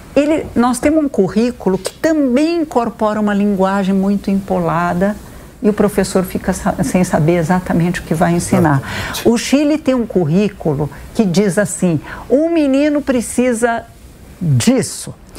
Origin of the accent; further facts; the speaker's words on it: Brazil; eu sou, por exemplo, filha de imigrantes, como vocês mostraram, e isso faz parte, integra a minha identidade, Sim. eu sou brasileira